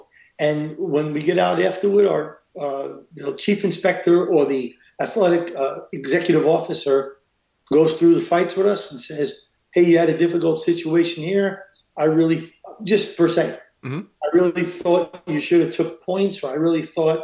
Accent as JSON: {"language": "English", "town": "New York City", "region": "New York", "country": "United States", "tie": "born or raised there", "also_born_or_lived": "Queens / Los Angeles", "moved": "as an adult", "said": "I'm a schnook from Brooklyn"}